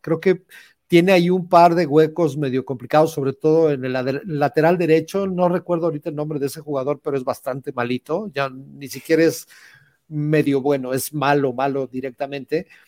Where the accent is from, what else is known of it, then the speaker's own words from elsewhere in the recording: Mexico; como mexicanos